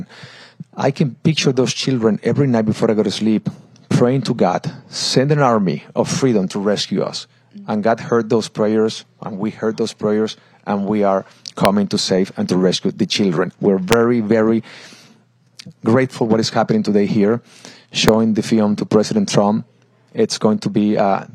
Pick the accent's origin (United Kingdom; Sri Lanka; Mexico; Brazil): Mexico; moved away; I am from Mexico.